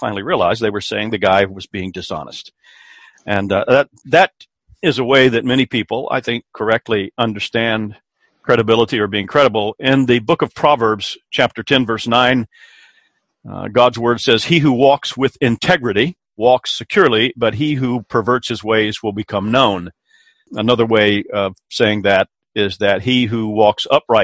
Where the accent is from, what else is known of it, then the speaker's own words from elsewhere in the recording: Columbia, South Carolina, United States; in the state of South Carolina, where I grew up and where I live now, in my hometown of Columbia